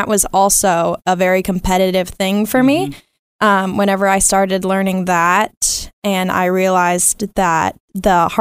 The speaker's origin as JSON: {"language": "English", "town": "Dallas", "region": "Texas", "country": "United States", "said": "I'm from Dallas, Texas"}